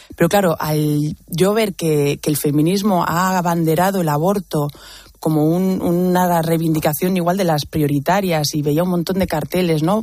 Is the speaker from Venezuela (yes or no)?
no; Basque Country, Spain; en mi adolescencia, pues había mucha violencia en el País Vasco, de donde vengo.